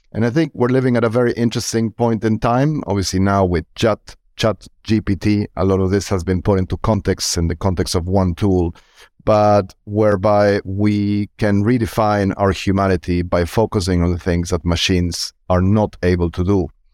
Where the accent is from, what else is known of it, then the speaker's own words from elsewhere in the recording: Argentina; I'm born and raised in Argentina